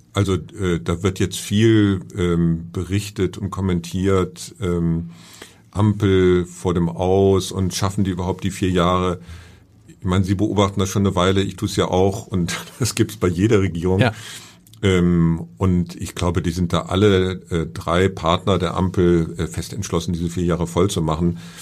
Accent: Hamburg, Germany; ich bin Hamburger

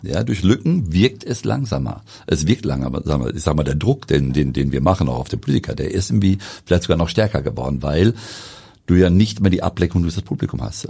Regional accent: Wetter, North Rhine-Westphalia, Germany; wir kommen beide aus Wengern

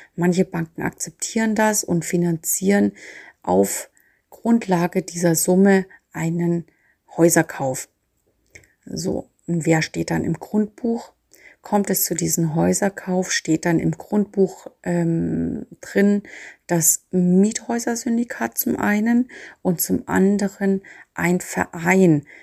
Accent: Nuremberg, Bavaria, Germany; als Nürnberger

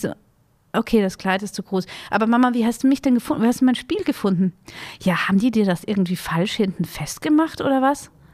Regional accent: Vienna, Austria; ich bin ja in Wien groß geworden

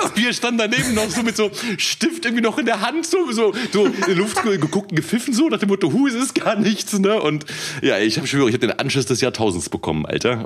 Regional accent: Cologne, North Rhine-Westphalia, Germany; moved away; ich komme ja ursprünglich aus Köln

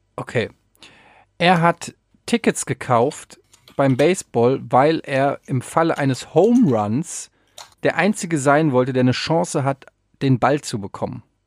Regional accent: Frankfurt, Hesse, Germany; Bei uns in Frankfurt

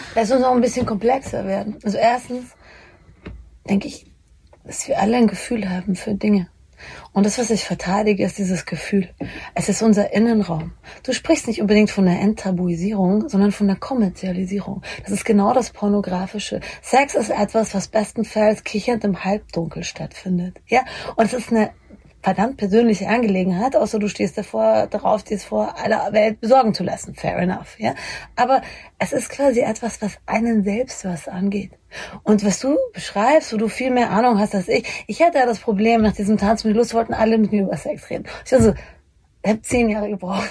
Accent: Bavaria, Germany; ich komme aus Bayern

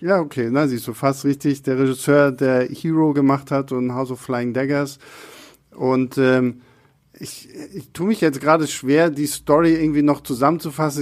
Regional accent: Rostock, Mecklenburg-Vorpommern, Germany; first language German; now in Berlin, Germany; ich war zu dem Zeitpunkt gerade bei meinen Eltern zu Hause und in Rostock

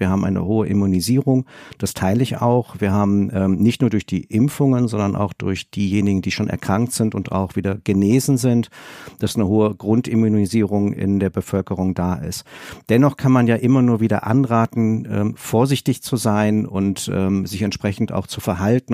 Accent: Rhineland, Germany; als Rheinländer

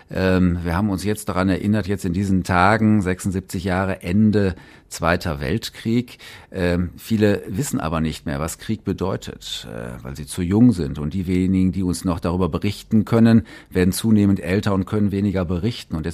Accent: Essen, North Rhine-Westphalia, Germany; Geboren am 12. Juni 1968 im Filippo-Stift Krankenhaus in Essen-Borbeck, aufgewachsen in Essen-Borbeck.

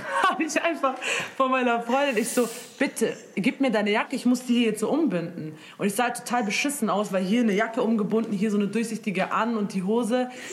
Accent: Munich, Bavaria, Germany; ich komme aus München

